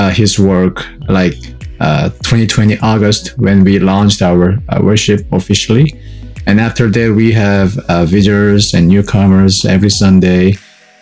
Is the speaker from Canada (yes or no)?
no; South Korea; moved away as an adult; now in Atlanta, United States; I'm from South Korea originally, and it's been 9 years for me to stay in the U.S.